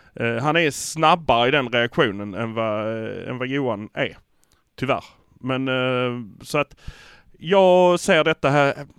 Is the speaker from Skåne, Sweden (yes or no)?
yes; Malmö, Skåne, Sweden; vi är från Malmö.